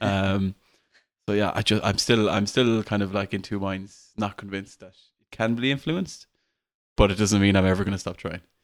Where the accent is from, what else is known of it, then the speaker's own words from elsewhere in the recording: Ireland; being Irish